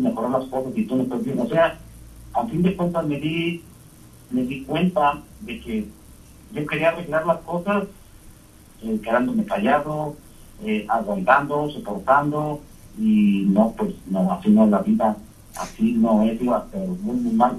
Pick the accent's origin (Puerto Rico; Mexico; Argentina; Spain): Mexico; nosotros como latinos, mexicanos, como soy yo